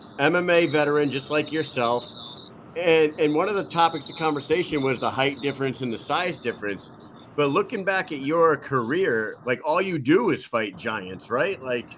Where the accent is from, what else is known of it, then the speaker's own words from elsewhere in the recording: Connecticut, United States; when I tell people that I'm from Connecticut, they just said, oh, you're in New England.